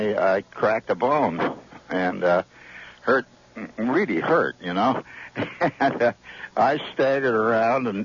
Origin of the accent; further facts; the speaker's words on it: Chicago, Illinois, United States; I grew up in Chicago, and the South Side